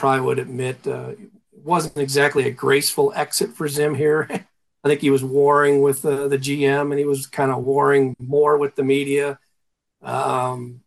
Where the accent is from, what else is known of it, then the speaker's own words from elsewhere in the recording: Cleveland, Ohio, United States; moved away; I was from Cleveland